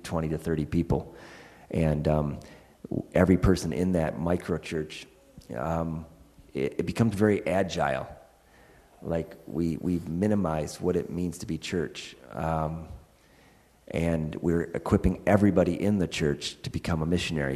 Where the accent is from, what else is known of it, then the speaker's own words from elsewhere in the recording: United States; moved away; I'm an American still